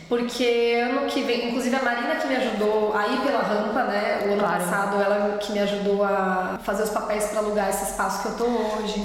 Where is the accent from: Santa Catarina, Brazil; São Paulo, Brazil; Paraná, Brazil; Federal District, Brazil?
São Paulo, Brazil; moved away as an adult; now in Berlin, Germany; eu nasci e cresci em São Paulo